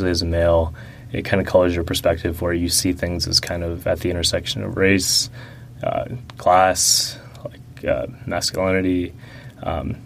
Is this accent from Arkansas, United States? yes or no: no; Atlanta, Georgia, United States; first language Russian; English is a second language; We were in Atlanta proper at first, and then we went to the suburbs